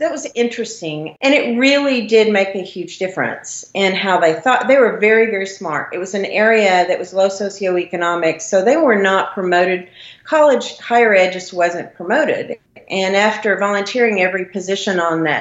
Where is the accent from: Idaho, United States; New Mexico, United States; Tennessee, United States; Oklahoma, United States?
Oklahoma, United States; southeast; accent: Oklahoma; moved away as an adult; also born or lived in Florida; I grew up in a very small town in southeast Oklahoma.